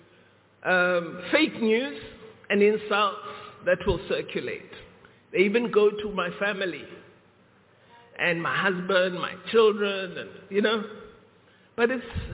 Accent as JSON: {"language": "English", "country": "South Africa", "said": "we, as the people of South Africa"}